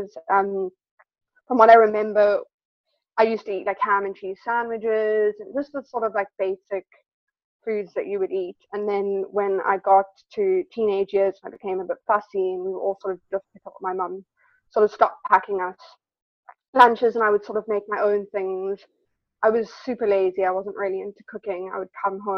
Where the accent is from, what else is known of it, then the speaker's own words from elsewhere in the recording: Cape Town, Western Cape, South Africa; moved away; I grew up back home in South Africa in Cape Town